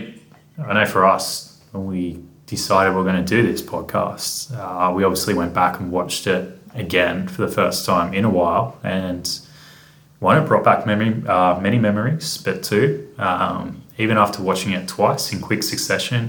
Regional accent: Australia; accent: Australian; if they're listening in Australia, they'd be like, oh, … has an American accent

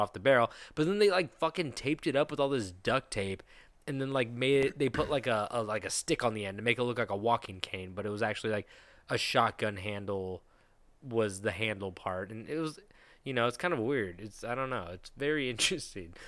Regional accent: United States; Americans are fat. We're all fat

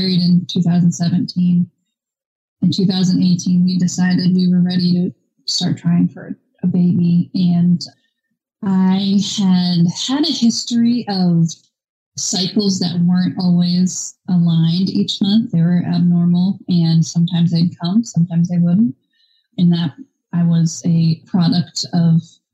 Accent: Maine, United States; now in Georgia, United States; I am currently in Georgia. I'm originally from Maine.

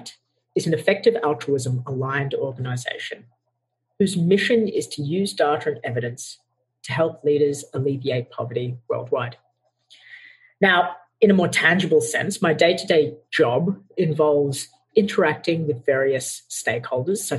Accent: Australia; I was born and raised in Australia. However, my parents emigrated from Sri Lanka

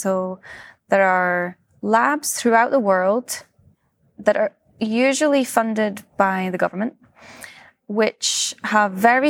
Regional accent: Scotland, United Kingdom; also born or lived in Switzerland; now in California, United States; and I grew up in Scotland, and then I did my PhD in Switzerland, and then I moved to the US, to California.

